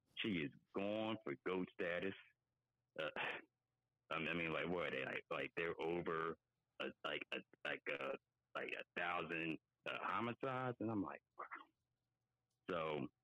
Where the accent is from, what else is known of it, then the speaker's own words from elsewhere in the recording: Philadelphia, Pennsylvania, United States; moved away as an adult; I'm from Philly, born and raised